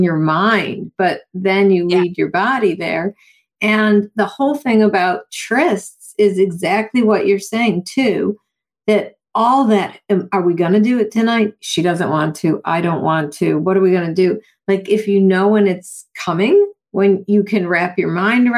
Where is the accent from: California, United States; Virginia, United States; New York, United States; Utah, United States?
New York, United States; Buffalo; I grew up in Buffalo, New York with the snow